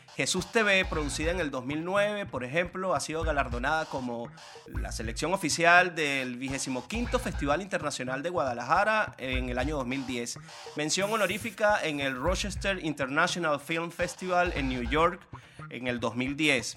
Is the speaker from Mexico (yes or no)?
no; Venezuela; moved away as an adult; hasta que salí de Venezuela